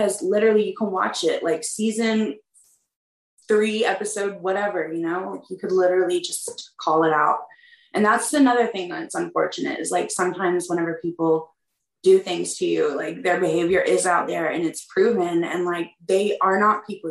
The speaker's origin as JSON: {"language": "English", "region": "the South", "country": "United States", "tie": "born or raised there", "said": "growing up in the South, like you have respect for your elders."}